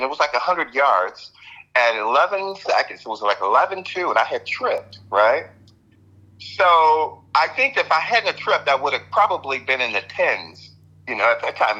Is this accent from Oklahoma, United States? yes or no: no; Michigan, United States; also born or lived in East St. Louis, Illinois; Actually, I was born in East St. Louis, and when I was around 6 years old, my parents moved to Michigan for, you know, better job market and that kind of thing. So I basically came here